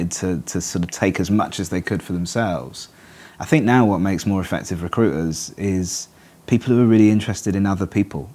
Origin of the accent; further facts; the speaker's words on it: Manchester, North West England, United Kingdom; also born or lived in Reigate, Surrey / London; now in Cardiff, United Kingdom; I'm from Manchester.